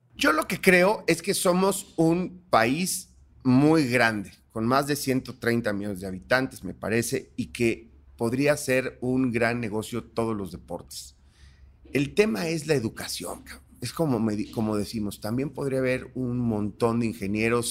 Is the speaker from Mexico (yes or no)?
yes; Cosamaloapan, Veracruz, Mexico; yo soy negro, pero soy de Cosamaloapan, Veracruz